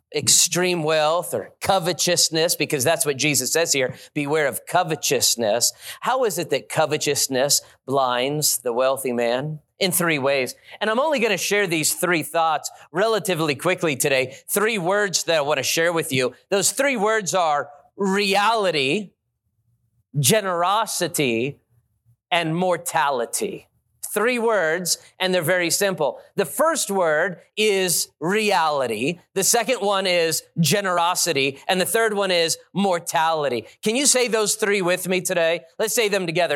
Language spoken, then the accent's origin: English; Las Vegas, Nevada, United States; I've been there my whole life, born and raised in Las Vegas